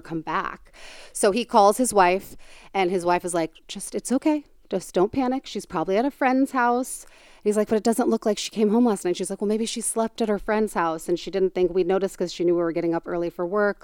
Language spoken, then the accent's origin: English; Tucson, Arizona, United States; I'm from Tucson